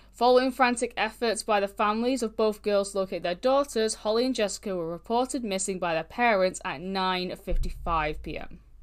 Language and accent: English; United Kingdom; I'm British